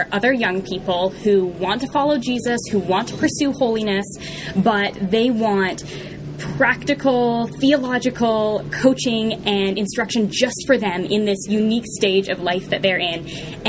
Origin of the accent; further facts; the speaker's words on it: Vancouver, British Columbia, Canada; also born or lived in Texas; now in Halifax, Canada; I currently live in Halifax, Nova Scotia, Canada, way on the East Coast. I was born in Vancouver, though, actually, which is where I spent the first 5 years of my life, and then moved to northern British Columbia, a very small town there.